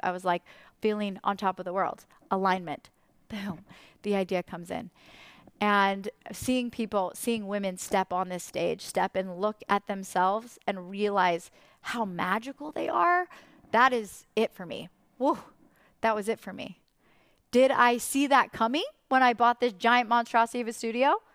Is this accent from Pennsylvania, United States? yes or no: no; Idaho, United States; from Idaho